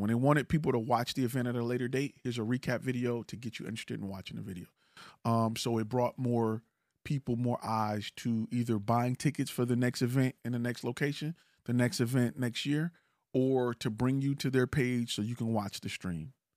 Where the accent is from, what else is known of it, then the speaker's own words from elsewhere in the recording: Detroit, Michigan, United States; I'm from Detroit